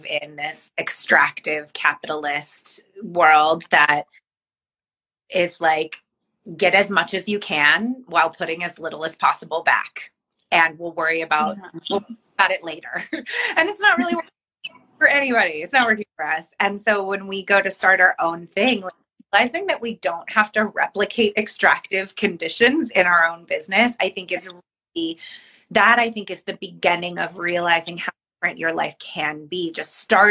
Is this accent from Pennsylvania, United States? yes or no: no; Bay Area, California, United States; I'm from the Bay Area